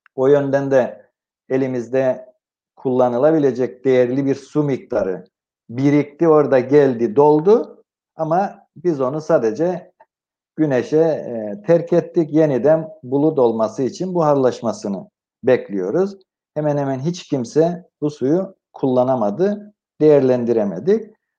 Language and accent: Turkish; Cyprus; moved away; güneye doğduğum yere gittim